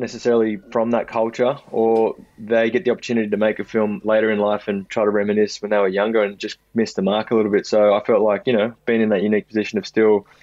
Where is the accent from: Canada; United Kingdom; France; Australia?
Australia; Sydney, New South Wales; growing up in Maroubra